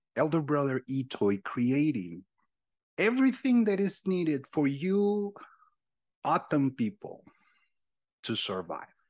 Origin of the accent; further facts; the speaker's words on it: Sonoran Desert, Mexico; English is a second language; now in United States; I was born and raised pretty much in this land uh, called the Sonoran Desert